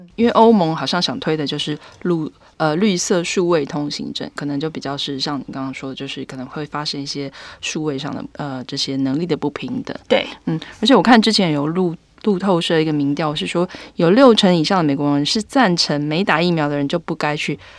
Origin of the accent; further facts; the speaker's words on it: Taiwan; 我们台湾人最担心就是台湾海峡有状况的时候